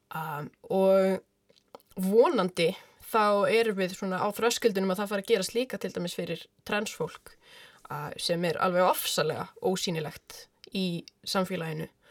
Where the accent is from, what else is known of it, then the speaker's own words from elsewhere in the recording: Reykjavík, Capital Region, Iceland; Ég er úr Reykjavík